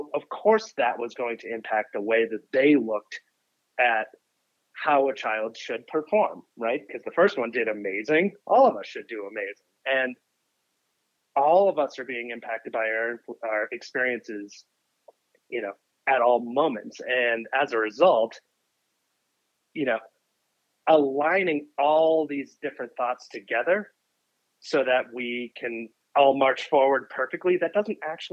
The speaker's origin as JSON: {"language": "English", "town": "Boston", "region": "Massachusetts", "country": "United States", "tie": "born or raised there", "said": "I grew up in Boston, and I was the, youngest kid"}